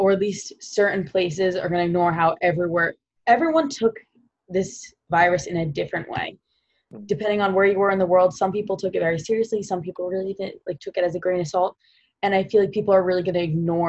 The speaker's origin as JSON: {"language": "English", "area": "Long Island", "region": "New York", "country": "United States", "tie": "born or raised there", "also_born_or_lived": "Providence, Rhode Island", "moved": "as an adult", "said": "I'm from Long Island, New York."}